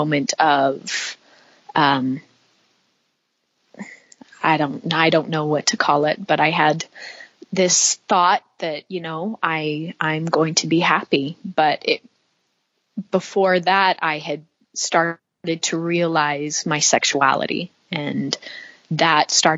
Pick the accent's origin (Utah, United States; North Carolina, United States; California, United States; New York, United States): Utah, United States; St. George; also born or lived in Cedar City, Utah / Monroe, Utah; We moved from Cedar City to St. George